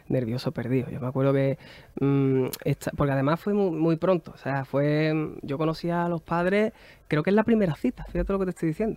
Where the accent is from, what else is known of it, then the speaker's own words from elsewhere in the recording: San Fernando, Andalusia, Spain; nosotros hacíamos cuando éramos pequeños en San Fernando, en Cádiz